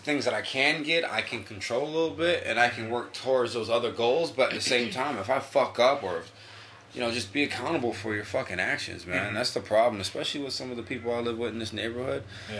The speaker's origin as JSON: {"language": "English", "region": "New York", "country": "United States", "moved": "yes", "lives_now": "Connecticut, United States", "said": "So when I came from New York to Connecticut, man, it took me a long time to figure out that I need to be accountable for my actions."}